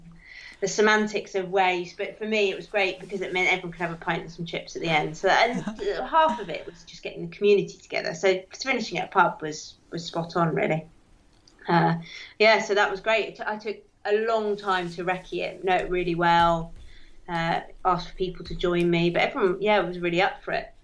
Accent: Dartmoor, South West England, United Kingdom; moved away; I grew up on Dartmoor

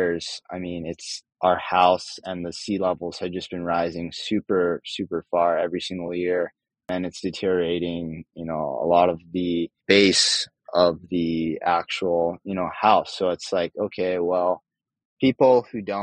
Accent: Hawaii, United States; growing up in Hawaii, and spending a lot of our time around the ocean

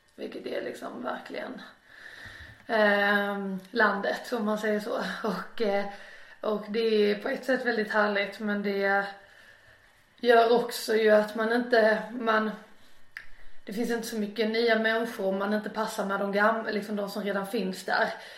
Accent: Torekov, Skåne, Sweden; also born or lived in Ängelholm / Båstad; now in Malmö, Sweden; Torekov eh, växte upp mina första år och det är på Bjärehalvön

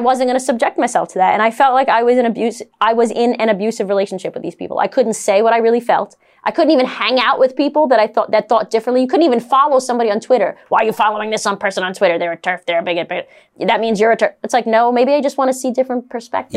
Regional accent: New York City, New York, United States; I'm a Brooklyn girl. I'm from New York, I'm Italian

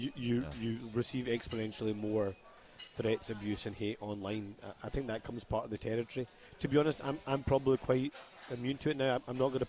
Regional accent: Scotland, United Kingdom; I'm as much Scottish as anybody else

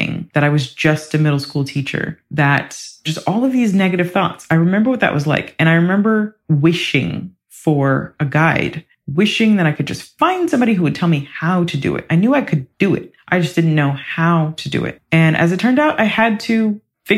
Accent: Ohio, United States; I'm from the Midwest. I'm from Ohio

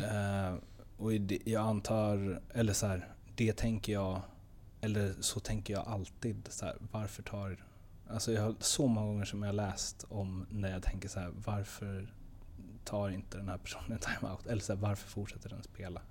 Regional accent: Stockholm, Stockholm County, Sweden; moved away; jag är också från Stockholm

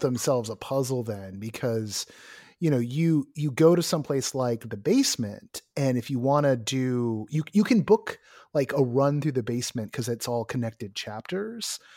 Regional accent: Bay Area, California, United States; I'm someone from the Bay Area

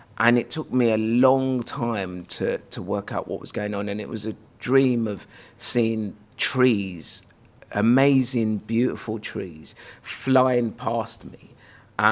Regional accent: London, United Kingdom; also born or lived in Lagos, Nigeria; I was born in Lagos, Nigeria.

